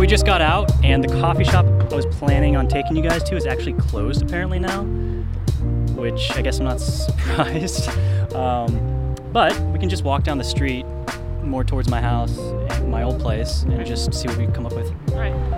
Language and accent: English; Sonoma, California, United States; also born or lived in Chicago / Louisville, Kentucky; now in Oakland, United States; I grew up in Sonoma, which is very white, but I'm half Japanese